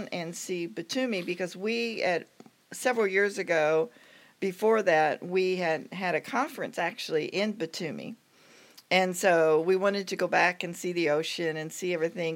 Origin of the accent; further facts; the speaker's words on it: United States; as Americans